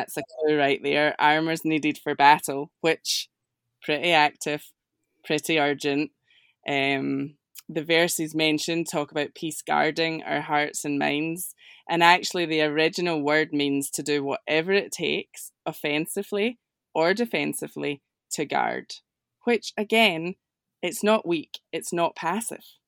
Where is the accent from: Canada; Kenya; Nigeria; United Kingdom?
United Kingdom; Scotland; accent: Scottish; my accent is, is Scottish, a little different